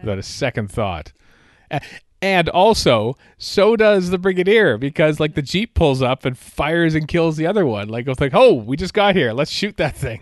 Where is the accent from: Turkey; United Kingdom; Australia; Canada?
Canada; also born or lived in Edmonton, Alberta